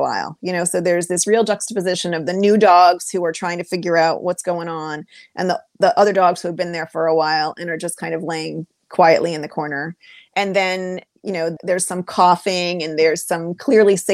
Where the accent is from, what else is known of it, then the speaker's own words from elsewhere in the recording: New Hampshire, United States; now in Maryland, United States; growing up in New Hampshire when my parents didn't buy a house that had plumbing